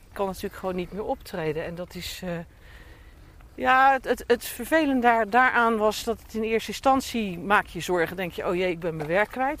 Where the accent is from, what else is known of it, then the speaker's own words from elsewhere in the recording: Rotterdam, South Holland, Netherlands; accent: Rotterdams; moved away as an adult; now in Dordrecht, Netherlands; ik ben opgeborgen getogen in Schiebroek, Buitenwijk voor Rotterdam